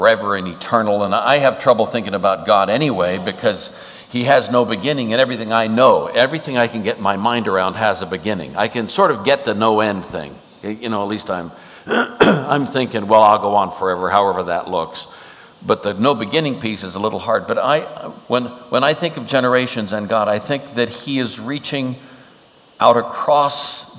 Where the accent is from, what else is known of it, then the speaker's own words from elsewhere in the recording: Alameda, California, United States; I was born in Alameda, California on St. Patrick's Day, 1942